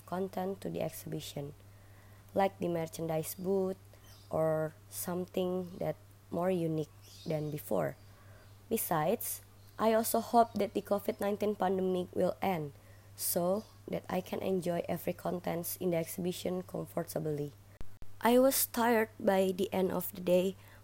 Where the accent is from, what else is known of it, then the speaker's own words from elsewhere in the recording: Jakarta, Indonesia; was born and raised in Jakarta, Indonesia.